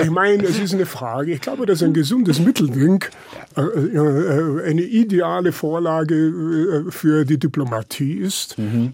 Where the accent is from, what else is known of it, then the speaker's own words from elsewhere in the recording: Lower Bavaria, Germany; moved away; Ich bin ja äh, auf dem Land aufgewachsen